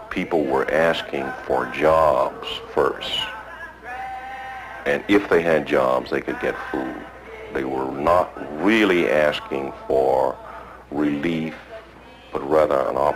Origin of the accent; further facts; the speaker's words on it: Reidsville, Georgia, United States; I'm from Reidsville, Georgia.